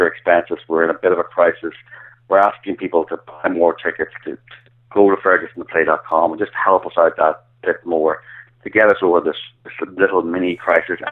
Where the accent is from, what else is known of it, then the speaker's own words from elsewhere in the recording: Ireland; accent: Irish; now in United States; my indecipherable Irish accent